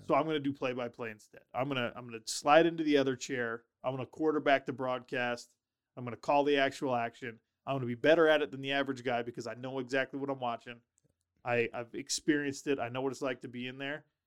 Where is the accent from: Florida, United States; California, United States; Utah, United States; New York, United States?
Utah, United States; Sandy; also born or lived in Minnesota; I'm from Utah, well, I was born in Minnesota, I, I, I claim Sandy, Utah, that's where I grew up